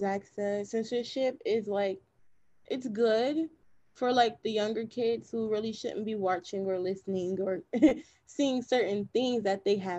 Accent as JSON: {"language": "English", "town": "East Orange", "region": "New Jersey", "country": "United States", "tie": "born or raised there", "said": "there was a school in my hometown of East Orange, New Jersey, named after her."}